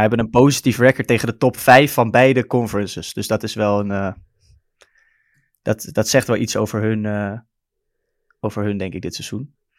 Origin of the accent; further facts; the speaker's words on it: Amsterdam, North Holland, Netherlands; accent: Amsterdam; Ik ben geboren en getogen in Amsterdam, zoals je waarschijnlijk wel kan horen aan mijn accent af en toe